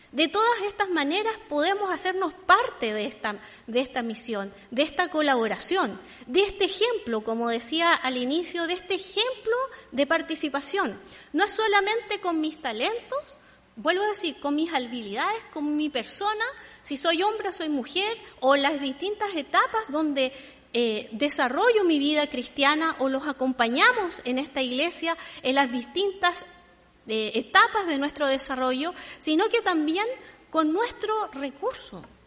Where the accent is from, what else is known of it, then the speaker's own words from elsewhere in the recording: Santiago, Santiago Metropolitan Region, Chile; yo soy santiaguina en Santiago